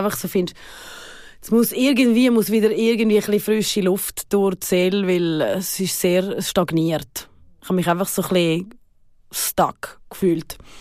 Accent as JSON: {"language": "German", "country": "Switzerland", "also_born_or_lived": "Los Angeles, United States / New York, United States", "moved": "as an adult"}